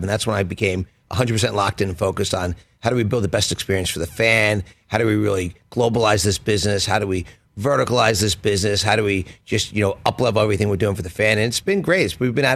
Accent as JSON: {"language": "English", "town": "Philadelphia", "region": "Pennsylvania", "country": "United States", "tie": "born or raised there", "said": "I grew up in Philly."}